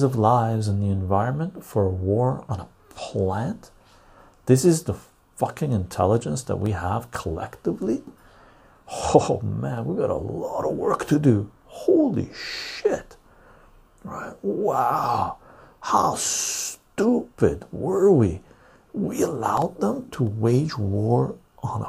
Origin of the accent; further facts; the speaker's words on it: Canada; As a Canadian